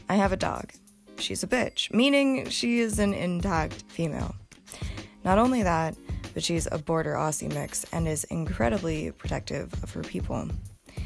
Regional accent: Montana, United States; I grew up in Montana with generations of hardworking people on both sides of my bloodline.

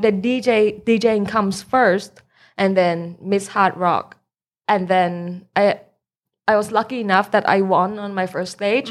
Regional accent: Bangkok, Thailand; also born or lived in United States; I'm from Bangkok

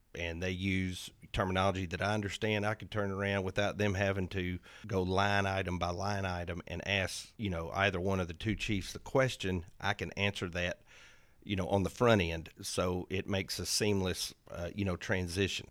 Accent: Arlington, Tennessee, United States; moved away as an adult; now in Hernando, United States; I'm originally from Arlington, Tennessee

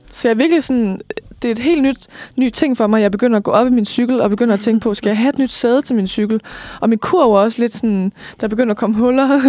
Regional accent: Lemvig, Central Denmark Region, Denmark; moved away; Jeg kommer fra Vestjylland. Mm. Øh, Lemvi nærmere bestemt

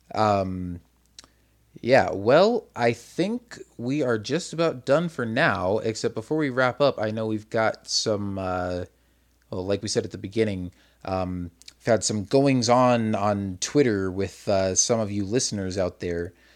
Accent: Arizona, United States; also born or lived in Massachusetts; from the time I was four up till I was probably about ten, I think, was when we moved from Massachusetts to Arizona

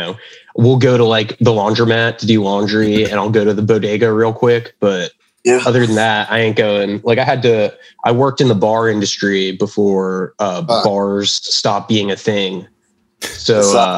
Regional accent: Fort Lauderdale, Florida, United States; moved away as an adult; also born or lived in Miami / Pensacola / Orlando; now in New York, United States; I was born in Miami, grew up in the suburbs of Fort Lauderdale.

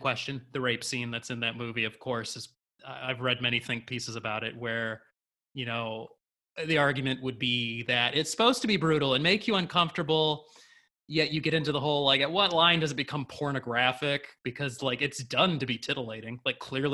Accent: United States; we're too American

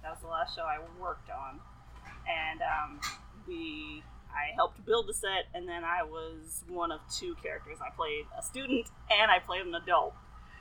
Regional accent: Chicago, Illinois, United States; moved away as an adult; also born or lived in Champaign, Illinois; now in Arizona, United States; I'm from Chicago. Grew up, born and raised in Chicago.

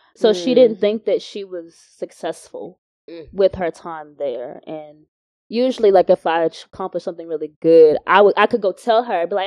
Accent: United States; I grew up in the States

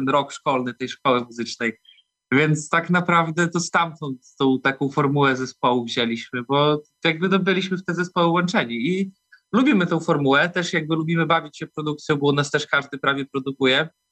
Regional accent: Białystok, Podlaskie Voivodeship, Poland; jesteśmy z Białego Stoku, albo okolic wszyscy

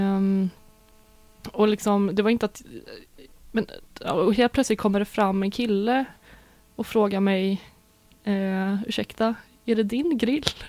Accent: Sweden; vi svenskar

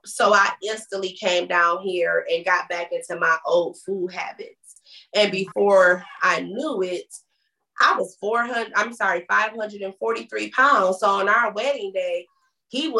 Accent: Michigan, United States; moved away; we don't have family here and stuff, right? You know, because we're back from Michigan

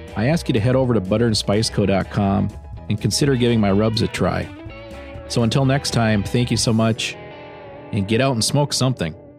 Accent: Minnesota, United States; Growing up in Minnesota, being here all my life

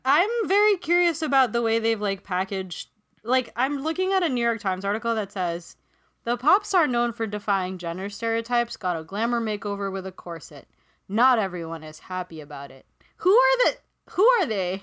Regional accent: Philippines; moved away; when I was growing up in the Philippines, I would go to this one mass near my hometown

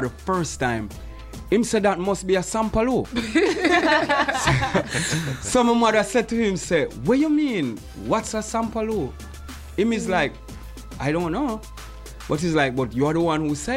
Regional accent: Jamaica; moved away as an adult; now in Montreal, Canada; As a Jamaican

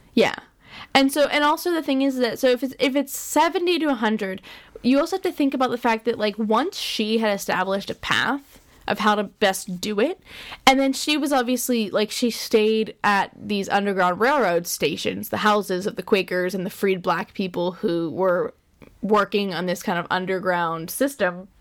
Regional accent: Pennsylvania, United States; we're from Pennsylvania

